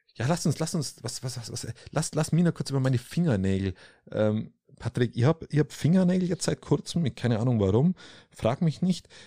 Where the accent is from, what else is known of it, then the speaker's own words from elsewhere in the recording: Allgäu, Germany; Bei uns im Allgäu, im schönen Allgäu